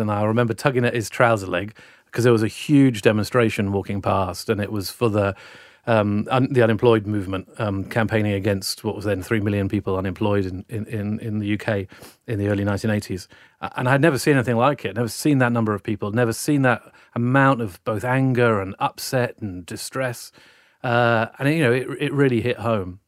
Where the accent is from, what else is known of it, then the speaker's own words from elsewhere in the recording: South Wales, United Kingdom; now in Sydney, Australia; I was brought up in South Wales in the, uh, late nineteen seventies and nineteen eighties